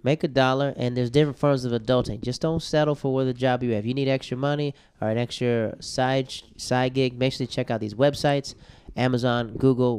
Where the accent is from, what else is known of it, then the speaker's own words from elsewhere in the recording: the South, United States; I'm from the South, right? From the South.